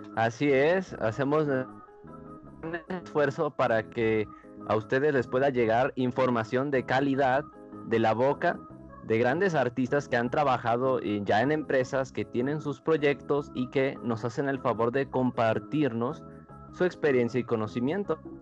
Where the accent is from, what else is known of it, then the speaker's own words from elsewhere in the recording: Aguascalientes, Mexico; moved away as an adult; now in Mexico City, Mexico; aquí nosotros somos de Aguascalientes